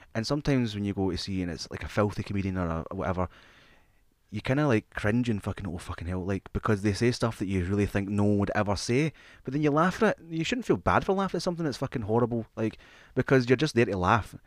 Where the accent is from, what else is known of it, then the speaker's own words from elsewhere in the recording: Scotland, United Kingdom; also born or lived in England; We, we, we grew up in Scottish, uh, primary schools and Scottish schools.